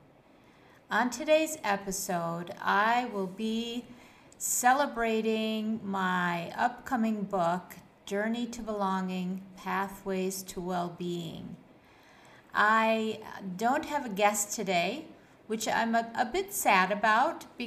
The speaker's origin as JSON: {"language": "English", "town": "Buffalo", "region": "New York", "country": "United States", "tie": "born or raised there", "moved": "as an adult", "lives_now": "Kuwait", "said": "my life when I was growing up in Buffalo, New York, and how I transitioned to my life here in Kuwait"}